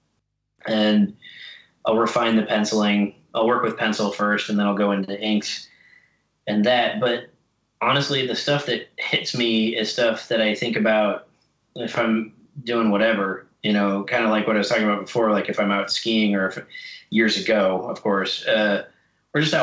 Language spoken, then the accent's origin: English; Vermont, United States; Growing up in Vermont, I skied everywhere, you know, hiked a lot